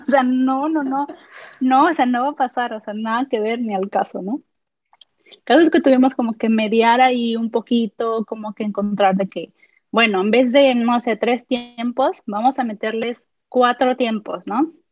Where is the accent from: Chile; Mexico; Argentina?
Mexico; Guadalajara, Jalisco; yo soy de Guadalajara